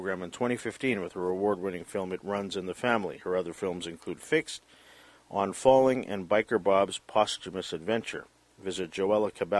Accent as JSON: {"language": "English", "town": "Vancouver", "region": "British Columbia", "country": "Canada", "tie": "born or raised there", "said": "growing up in Vancouver"}